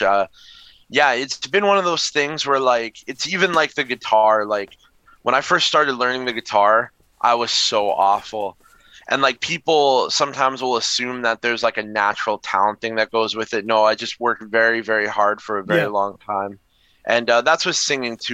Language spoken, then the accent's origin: English; Winnipeg, Manitoba, Canada; I'm from Winnipeg